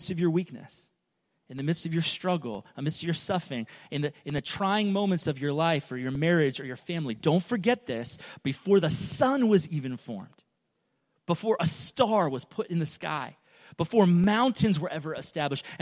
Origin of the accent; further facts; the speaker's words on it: United States; I love being an American, I love being in the U.S.